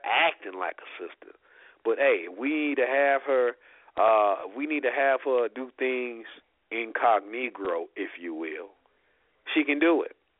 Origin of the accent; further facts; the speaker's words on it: South Bend, Indiana, United States; I'm from South Bend